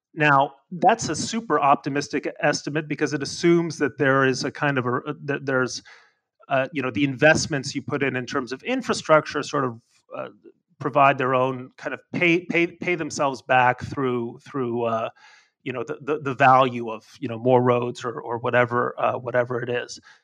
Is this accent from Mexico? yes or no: yes; Mexico; moved away; I grew up in Mexico.